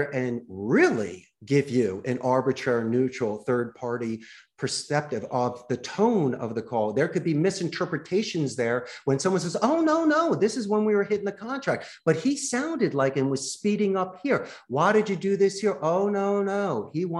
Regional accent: Philadelphia, Pennsylvania, United States; accent: Philly; now in Costa Rica; my Philly accent

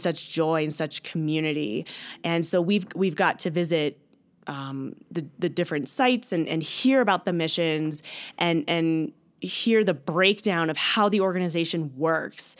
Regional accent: Stuart, Florida, United States; I am from Stuart, Florida, and attend church there

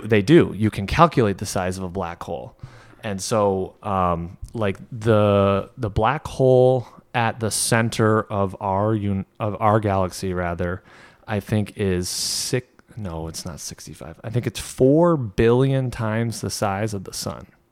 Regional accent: Saint Lawrence River, New York, United States; we grew up on the Saint Lawrence

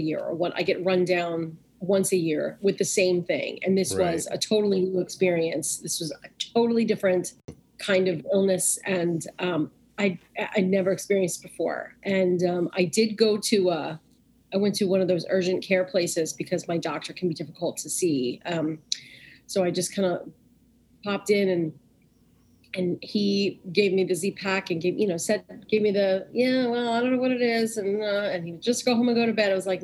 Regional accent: New York, United States; I grew up in New York

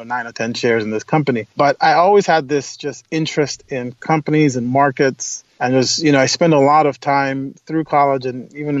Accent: Lagos, Nigeria; moved away as an adult; also born or lived in upstate New York; now in United States; I grew up in Lagos, Nigeria. I was actually born in the United States, but my parents moved back to Nigeria

